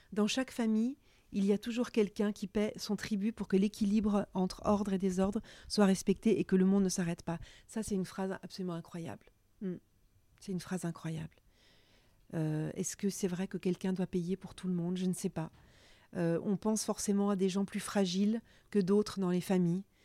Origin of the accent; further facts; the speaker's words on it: Burgundy, Bourgogne-Franche-Comté, France; la Bourgogne, c'est là où j'ai grandi